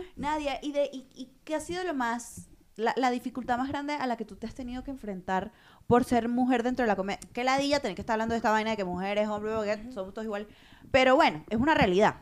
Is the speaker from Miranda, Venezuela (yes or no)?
yes; Los Teques, Miranda, Venezuela; moved away